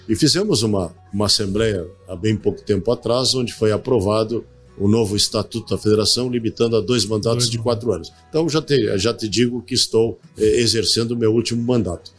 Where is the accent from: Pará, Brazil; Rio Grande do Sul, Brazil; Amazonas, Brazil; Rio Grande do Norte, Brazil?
Rio Grande do Sul, Brazil; Bagé; lá em Bagé, na minha terra